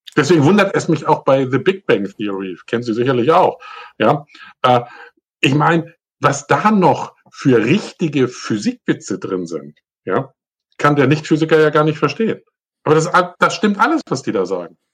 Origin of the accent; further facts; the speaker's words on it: Northern Germany, Germany; moin, moin, sagt man da, wo ich herkomme, nämlich eigentlich aus Norddeutschland